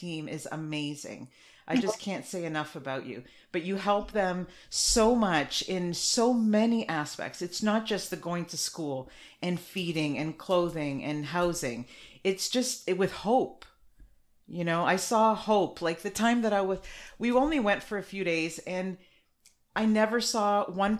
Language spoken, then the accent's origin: English; Canada; I'm Canadian, but my family's from Portugal.